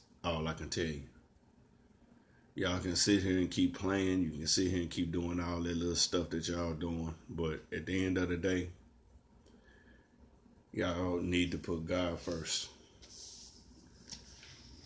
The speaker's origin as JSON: {"language": "English", "area": "Shelby County", "region": "Tennessee", "country": "United States", "said": "I'm from Tennessee. And my county, Shelby County, is the only county in the state of Tennessee"}